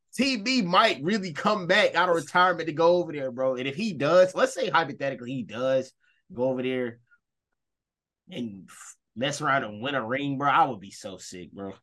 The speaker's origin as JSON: {"language": "English", "region": "the South", "country": "United States", "said": "we're from the South"}